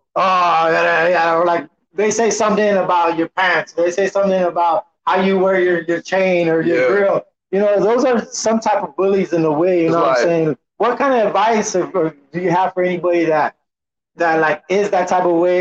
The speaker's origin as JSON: {"language": "English", "town": "San Antonio", "region": "Texas", "country": "United States", "tie": "born or raised there", "said": "Born and raised San Antonio, Texas."}